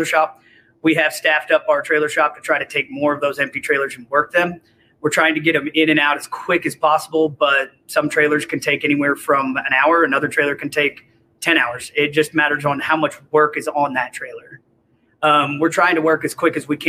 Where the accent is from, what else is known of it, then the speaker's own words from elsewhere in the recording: Springfield, Missouri, United States; moved away as an adult; now in Salt Lake City, United States; I'm actually from Springfield. Came out here